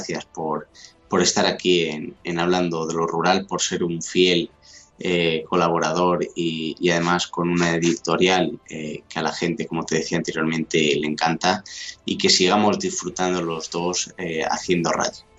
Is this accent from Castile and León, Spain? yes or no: yes; El Arenal, Castile and León, Spain; en mi pueblo, en el Arenal, en la provincia de Ávila